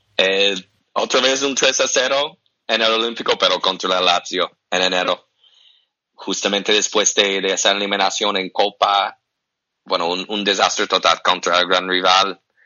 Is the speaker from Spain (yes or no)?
no; United States; aunque soy americano